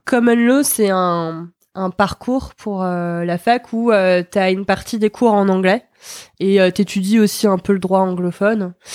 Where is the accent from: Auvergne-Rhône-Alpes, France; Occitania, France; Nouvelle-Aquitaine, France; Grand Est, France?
Grand Est, France; Nancy; now in Nantes, France; je viens de Nancy